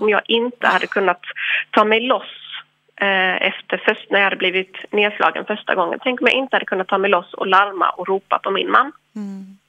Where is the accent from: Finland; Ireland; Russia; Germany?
Ireland; now in Sweden; jag är irländsk